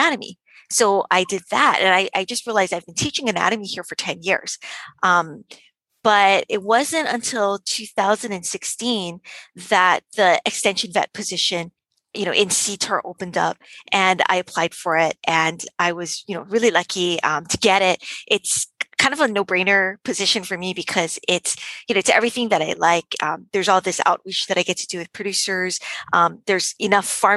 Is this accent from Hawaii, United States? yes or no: yes; Hawaii, United States; also born or lived in Davis, California; growing up in Hawaii, my dad was a fisherman